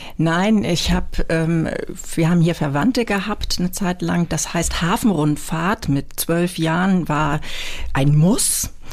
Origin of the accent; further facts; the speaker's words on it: near Brokdorf, Schleswig-Holstein, Germany; moved away as an adult; also born or lived in Büsum; now in Hamburg, Germany; ich bin aufgewachsen in der Nähe von Brockdorf, von dem allerersten Atomkraftwerk